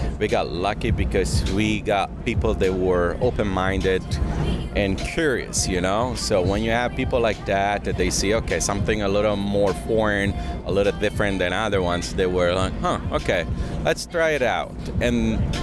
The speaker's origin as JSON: {"language": "English", "town": "Naples", "region": "Campania", "country": "Italy", "moved": "yes", "lives_now": "United States", "said": "I'm from Naples, Italy"}